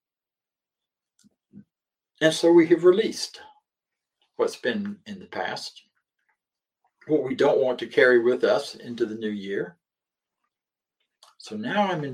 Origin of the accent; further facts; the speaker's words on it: the South, Southern United States, United States; accent: Southern; moved away as an adult; also born or lived in Philadelphia / California / Denver, Colorado; And even though I'm a southerner, I've lived most of my adult life elsewhere